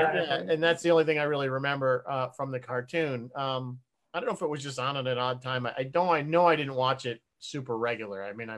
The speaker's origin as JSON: {"language": "English", "country": "United States", "said": "as the American watching this"}